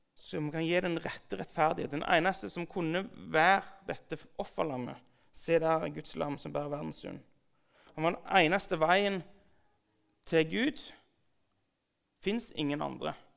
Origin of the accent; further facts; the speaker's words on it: Sandnes, Rogaland, Norway; jeg vokste opp på bedehuset på Gandal.